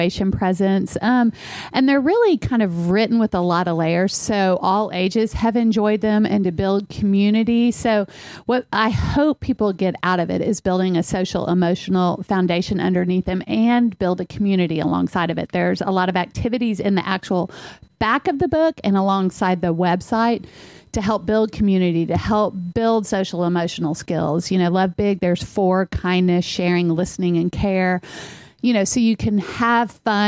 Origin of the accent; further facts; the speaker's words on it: Austin, Texas, United States; I am from Austin, Texas